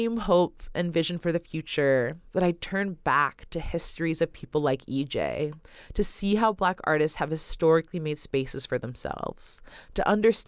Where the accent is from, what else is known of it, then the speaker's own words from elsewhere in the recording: Oakland, California, United States; researcher, radio producer, and artist born and raised in Oakland, California